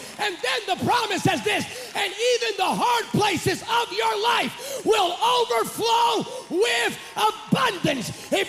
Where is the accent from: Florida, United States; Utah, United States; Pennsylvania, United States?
Pennsylvania, United States; moved away as an adult; now in California, United States; I'm from California now for the past 15, 16 years, but actually, I'm actually from Pennsylvania. And I'm, wow. So I'm a Pennsylvania native. And in Pennsylvania, I grew up in an Assembly of God church